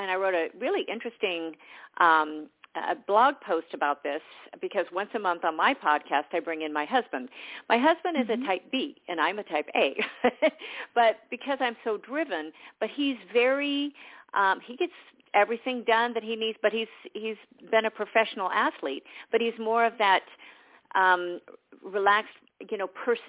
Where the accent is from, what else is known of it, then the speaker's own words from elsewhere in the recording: Southern California, United States; also born or lived in Georgia; I grew up in Southern California